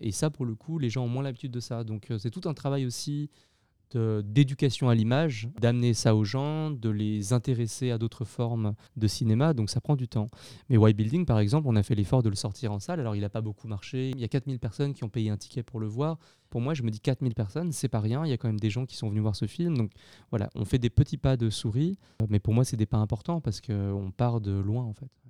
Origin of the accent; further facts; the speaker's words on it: Lyon, Auvergne-Rhône-Alpes, France; J'ai grandi à Lyon, euh, une grande ville en France